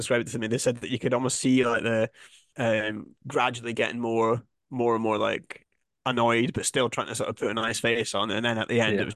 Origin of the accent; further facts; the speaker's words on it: Scotland, United Kingdom; accent: Scottish; moved away as an adult; also born or lived in Edinburgh; now in London, United Kingdom; back in Scotland, it's, you know, you're like everyone else